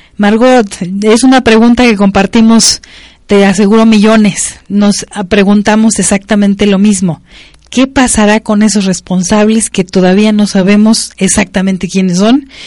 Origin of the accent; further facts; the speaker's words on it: Mexico; Como mexicanos y mexicanas